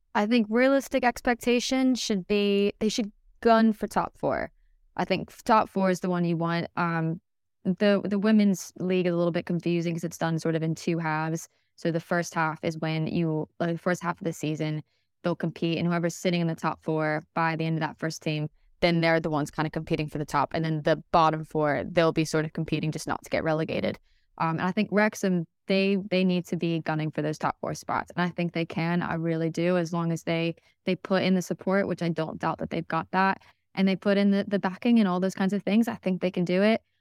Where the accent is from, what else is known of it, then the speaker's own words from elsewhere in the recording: United States; I'm not from Wales, as my accent sort of suggests. Um, I'm very much American